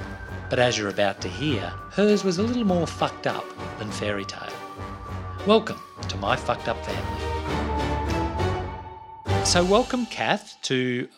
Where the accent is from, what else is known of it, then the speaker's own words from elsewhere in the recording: Toowoomba, Queensland, Australia; I grew up in Toowoomba. And there was not a beach in sight there, and no one had a pool except for the very posh people.